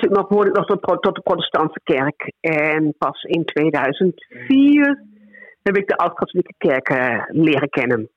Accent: Holten, Overijssel, Netherlands; moved away as an adult; also born or lived in Kampen; Ik ben geboren en getogen in Holten

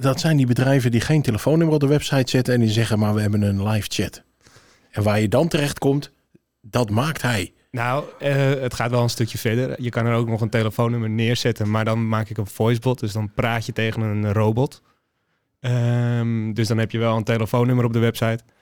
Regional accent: Limmen, North Holland, Netherlands; moved away as an adult; also born or lived in Alkmaar; now in Amsterdam, Netherlands; geboren in Alkmaar, eh, nu woonachtend in Amsterdam. Opgegroeid in de omgeving Hello Limmen

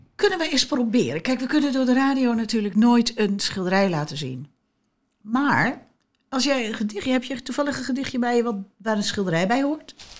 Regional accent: Amsterdam, North Holland, Netherlands; ik kom dan uit Amsterdam

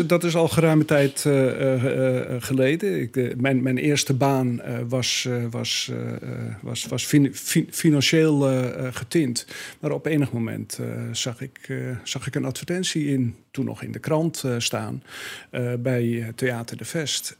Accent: Breezand, North Holland, Netherlands; moved away as an adult; now in Alkmaar, Netherlands; van oorsprong kom ik uit de kop van Noord-Holland, nabij Den Helder, uit het mooie dorp Brezand, bekend eh, om de bloembollen

